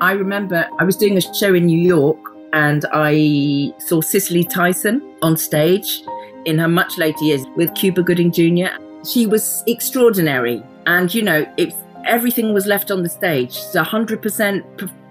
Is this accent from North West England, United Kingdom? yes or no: no; the Cotswolds, South West England, United Kingdom; So where I grew up, Gabrielle, was cows and sheep and two buses a week.